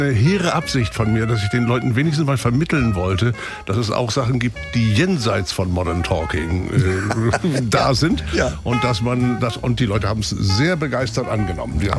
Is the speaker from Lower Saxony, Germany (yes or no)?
yes; Delmenhorst, Lower Saxony, Germany; born there; André Basseur ist in Delmenhorst aufgetreten. In, in meiner, In meiner Geburtsstadt.